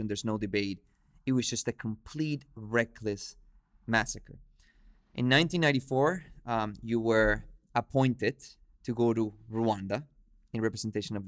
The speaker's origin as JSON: {"language": "English", "country": "Venezuela", "said": "I come from Venezuela. My family is from Lebanon"}